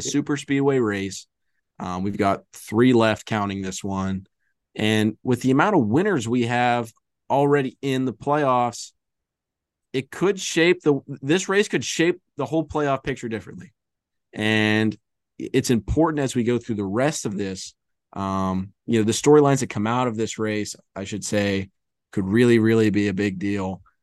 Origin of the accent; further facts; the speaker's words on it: southwest Pittsburgh area, Pennsylvania, United States; We have mentioned we're from Pennsylvania, kind of. We're from the western part of the state, southwest Pittsburgh area.